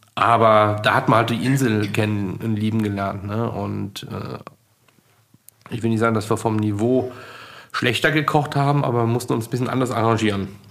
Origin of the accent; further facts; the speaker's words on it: Leverkusen, North Rhine-Westphalia, Germany; moved away; also born or lived in Sylt; Ich komme aus Leverkusen